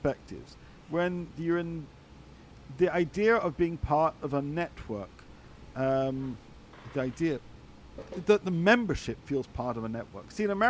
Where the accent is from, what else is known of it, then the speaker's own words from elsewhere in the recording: England, United Kingdom; As a Brit, what did I see?